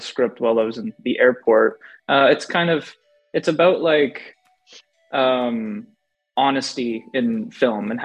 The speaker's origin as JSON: {"language": "English", "town": "Edmonton", "region": "Alberta", "country": "Canada", "said": "I'm from Alberta, Canada"}